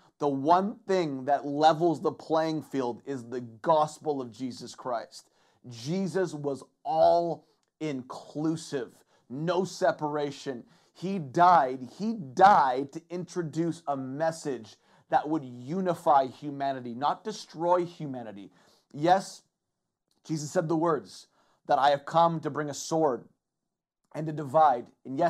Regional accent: England, United Kingdom; they know I'm English, that I don't speak Mandarin

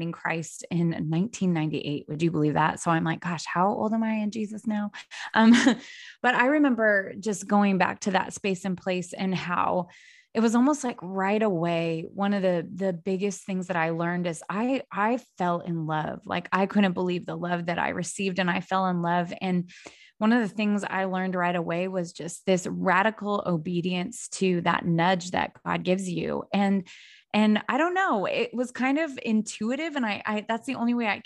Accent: Spokane, Washington, United States; also born or lived in Sydney, Australia / New York City; now in the South, United States; I was born and raised in the Northwest in Spokane, Washington

